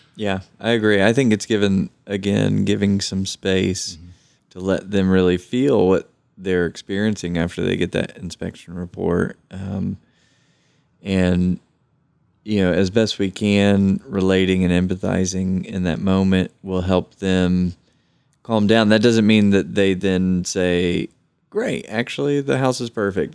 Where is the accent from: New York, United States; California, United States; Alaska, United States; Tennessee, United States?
Tennessee, United States; Knoxville; I was born and raised here in Knoxville